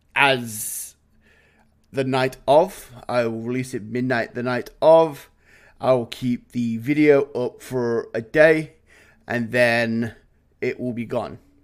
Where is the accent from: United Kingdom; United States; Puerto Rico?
United Kingdom; England; now in Canada; as an Englishman